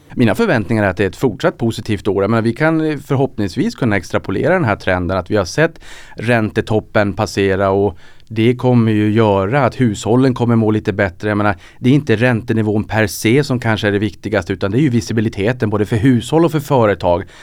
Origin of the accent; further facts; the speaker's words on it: Norrland, Sweden; accent: Norrländska; min norrländska ja. kanske lyser igenom